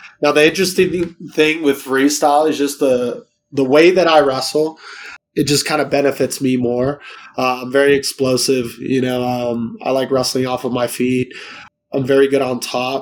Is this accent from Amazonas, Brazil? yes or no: no; São Paulo, Brazil; now in United States; I'll be flying back to São Paulo in my home state